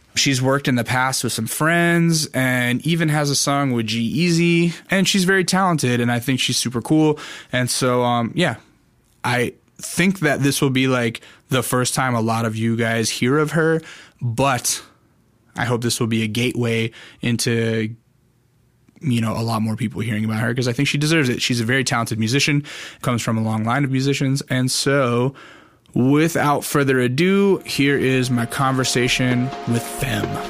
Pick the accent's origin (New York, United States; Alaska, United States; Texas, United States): Alaska, United States; now in Los Angeles, United States; I grew up in Alaska